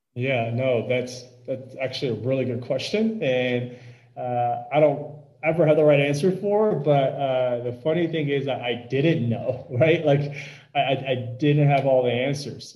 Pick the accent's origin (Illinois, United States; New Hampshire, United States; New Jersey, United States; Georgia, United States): Illinois, United States; Wheeling; growing up in Chicago